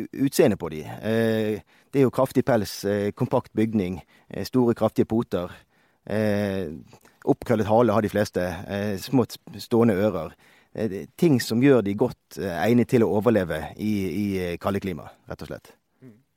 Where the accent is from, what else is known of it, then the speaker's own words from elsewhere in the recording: Bergen, Vestland, Norway; moved away as an adult; now in Røros, Norway; jeg er opprinnelig fra Bergen, som de fleste kanskje hører